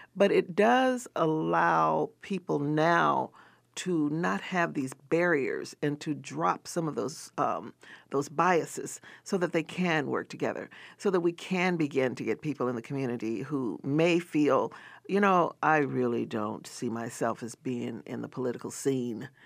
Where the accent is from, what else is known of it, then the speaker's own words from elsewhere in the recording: the South, United States; I grew up in the South